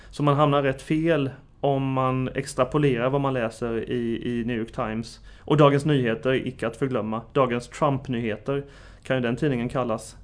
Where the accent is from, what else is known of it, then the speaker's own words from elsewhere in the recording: Sweden; som svensk analytiker